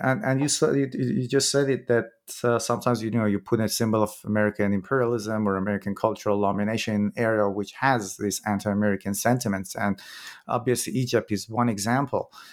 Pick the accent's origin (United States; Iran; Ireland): Iran; I'm from Iran myself